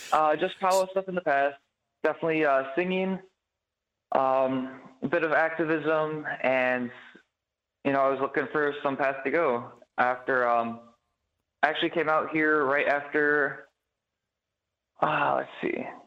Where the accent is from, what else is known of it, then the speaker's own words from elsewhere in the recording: Chicago, Illinois, United States; I grew up in Chicago